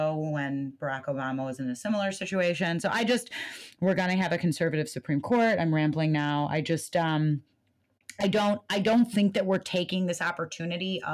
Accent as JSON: {"language": "English", "country": "United States", "said": "as an American"}